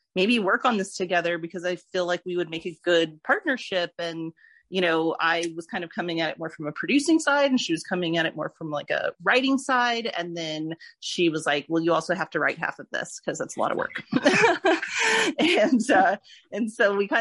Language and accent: English; Florida, United States; moved away as an adult; also born or lived in Los Angeles; I was born and raised in Florida